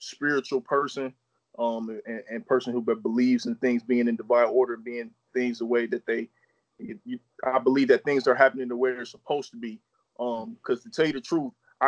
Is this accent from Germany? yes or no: no; Akron, Ohio, United States; also born or lived in Copley, Ohio; Born and raised in Akron, Ohio, hometown of LeBron James. Akron is what I know, man. Been here literally my whole life, born and raised here